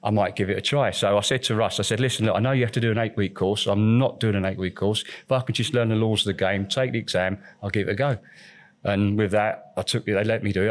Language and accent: English; United Kingdom; moved away as an adult; now in Spain; Being British